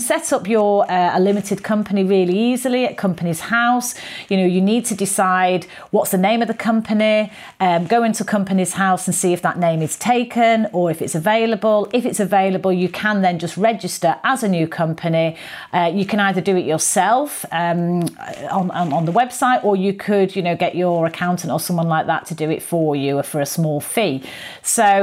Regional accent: Manchester, North West England, United Kingdom; moved away as an adult; also born or lived in London; Manchester, my original hometown.

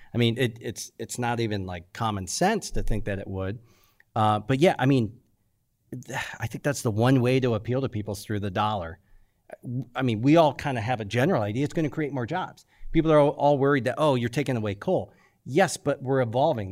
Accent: United States; I'm an American.

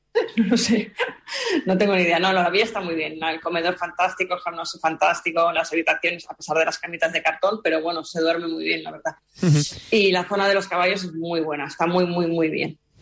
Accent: Spain

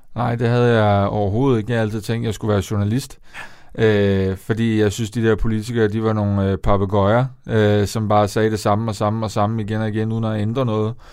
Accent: Denmark; moved away as an adult; also born or lived in Copenhagen; jeg skal tilbage til der, hvor jeg kommer fra. Jeg skal, jeg skal tilbage til provinsen

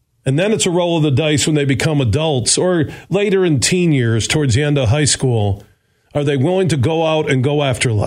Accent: Burton Heights, Sparta, Michigan, United States; when I moved from Burton Heights to Sparta, Michigan

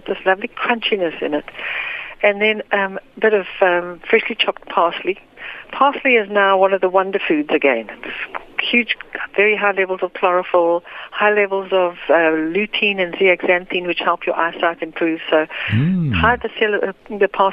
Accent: South Africa; growing up in South Africa

